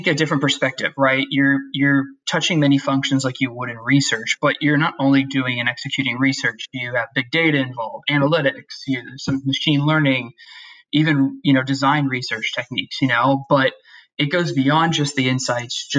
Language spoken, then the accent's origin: English; Youngstown, Ohio, United States; I grew up outside Youngstown, Ohio